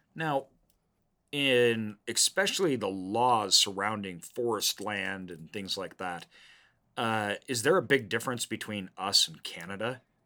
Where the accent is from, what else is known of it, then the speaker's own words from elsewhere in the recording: Idaho, United States; growing up in the Northwest, um, in Idaho here